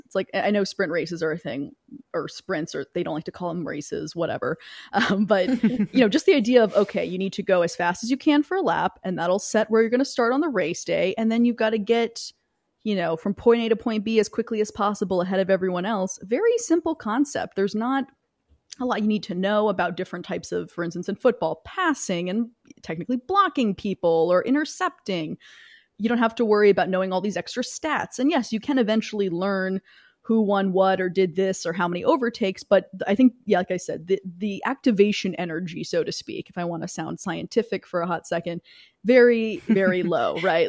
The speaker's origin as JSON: {"language": "English", "region": "the American South", "country": "United States", "tie": "born or raised there", "said": "I grew up in the American South"}